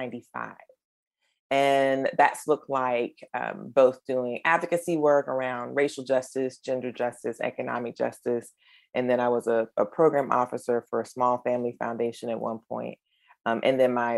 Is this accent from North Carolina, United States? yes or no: yes; Eastern North Carolina, United States; my hometown in Eastern North Carolina